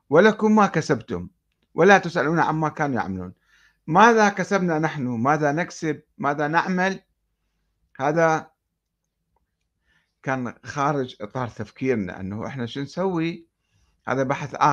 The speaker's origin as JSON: {"language": "Arabic", "town": "Karbala", "region": "Karbala Governorate", "country": "Iraq", "tie": "born or raised there", "said": "وأنا أتذكر عندما نشأت في كربلاء في الستينات"}